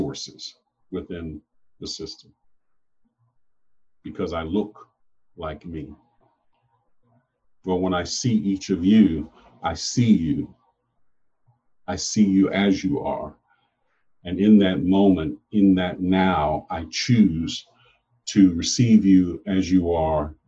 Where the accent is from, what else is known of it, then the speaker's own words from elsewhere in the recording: United States; I am an American, born of America, but descended from Africa.